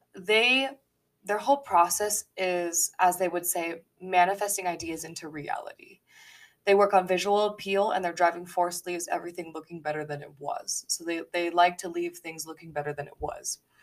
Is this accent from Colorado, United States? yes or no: yes; Colorado Springs, Colorado, United States; now in Denver, United States; I was born in the Springs